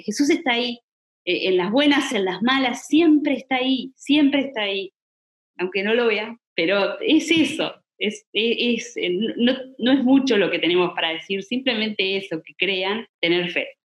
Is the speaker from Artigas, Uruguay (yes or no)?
no; Colonia del Sacramento, Colonia, Uruguay; somos de Colonia y todo, yo estaba en Colonia